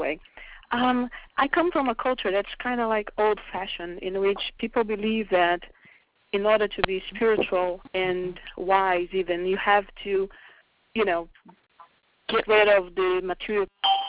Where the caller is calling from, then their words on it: California, United States; I'm calling from California.